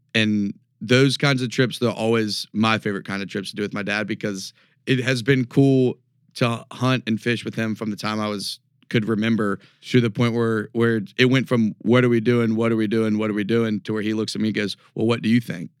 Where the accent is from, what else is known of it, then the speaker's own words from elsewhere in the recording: Raleigh, North Carolina, United States; moved away as an adult; also born or lived in Chapel Hill, North Carolina / Northwest Montana / Homosassa, Florida; now in Denver, United States; I'm from Raleigh, born and raised.